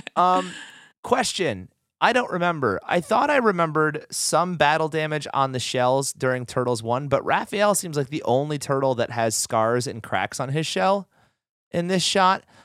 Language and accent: English; Oneida, New York, United States; Oneida Silver was made in my hometown